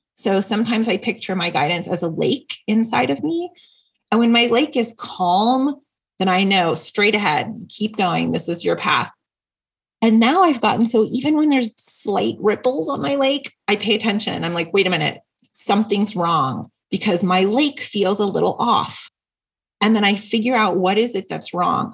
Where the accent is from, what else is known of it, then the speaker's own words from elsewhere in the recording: Seattle, Washington, United States; now in San Diego, United States; I grew up Catholic and I had this amazing priest who was very progressive. I was not a traditional Catholic church and it was up in um, the Seattle area. I'm from the Northwest